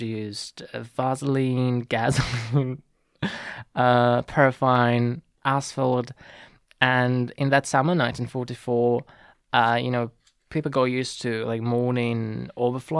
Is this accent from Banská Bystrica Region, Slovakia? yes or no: yes; near Zvolenská Slatina, Banská Bystrica Region, Slovakia; born in Zvolenska Slatina, which is a village next to my hometown